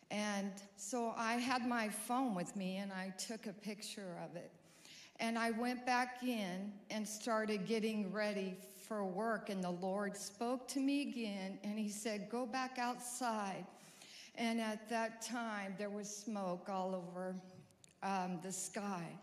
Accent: California, United States; also born or lived in Montana; now in Fayetteville, United States; We're new here to Fayetteville. Our kids moved to Prairie Grove about over a year ago. We're from California and then went to Montana.

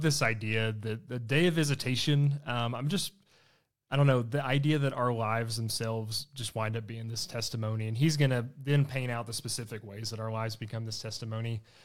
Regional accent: Blytheville, Arkansas, United States; moved away as an adult; now in Fayetteville, United States; I'm from Blytheville, Arkansas, or from East Arkansas.

